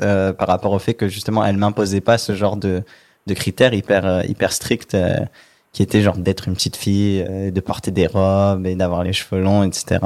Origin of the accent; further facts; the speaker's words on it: Martigues, Provence-Alpes-Côte d'Azur, France; moved away; Je viens du sud de la France. J'ai grandi dans une petite ville qui s'appelle Martigues, donc c'est à genre 30 km de Marseille.